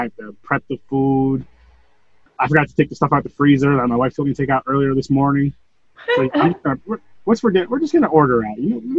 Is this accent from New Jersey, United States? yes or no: no; New York, United States; I'm not from California. I'm from New York.